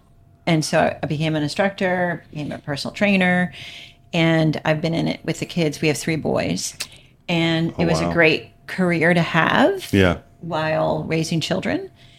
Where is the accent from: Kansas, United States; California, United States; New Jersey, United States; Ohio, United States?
New Jersey, United States; Freehold; I'm 5'2", but I still played basketball. And I am from Freehold.